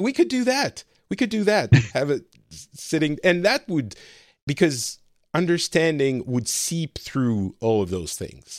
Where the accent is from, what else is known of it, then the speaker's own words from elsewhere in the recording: Lebanon; also born or lived in France; I'm an immigrant myself card, and I come from Lebanon and my family is Middle Eastern. But still, the reality is I grew up very French, very white, privileged class friends